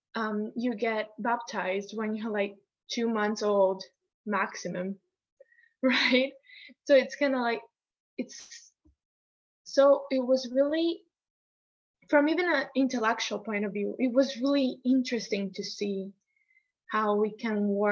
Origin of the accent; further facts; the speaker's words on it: Italy; moved away; also born or lived in United States; growing up in Italy